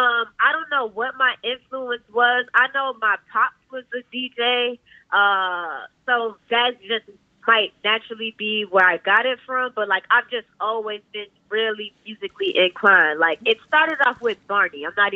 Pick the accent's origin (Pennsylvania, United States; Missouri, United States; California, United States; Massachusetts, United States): Massachusetts, United States; Cambridge; also born or lived in Atlanta, United States; I'm from Cambridge, technically. I know I kind of just popped up on the scene kind of willy-nilly. So I originally used to live in Atlanta. I moved to Cambridge and did like 7th grade to 12th grade out here.